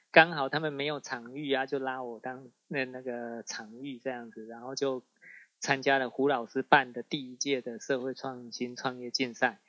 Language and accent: Chinese; Sun Moon Lake, Nantou County, Taiwan; 我们的家乡本来是日，日月潭嘛